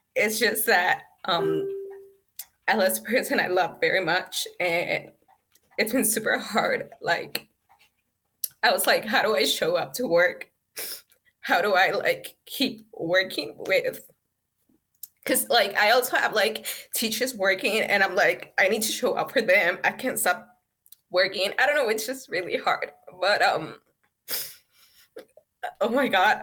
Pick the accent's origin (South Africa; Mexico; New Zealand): Mexico; San Luis Potosí; English is a second language; also born or lived in United States; I'm from Mexico, San Luis Potosí, Mexico. And, um, well, I was born here, and then I moved to the States when I was six with my mom, and I lived in the States. Um, for three years, and then I came back to Mexico